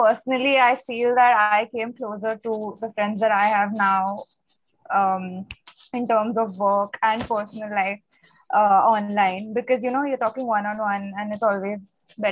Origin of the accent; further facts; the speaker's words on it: Kolkata, West Bengal, India; I am from fourth year, RED, and I'm from Calcutta